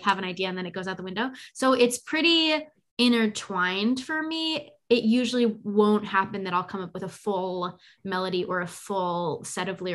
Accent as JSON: {"language": "English", "area": "Bay Area", "region": "California", "country": "United States", "said": "I'm from the Bay Area and live here now"}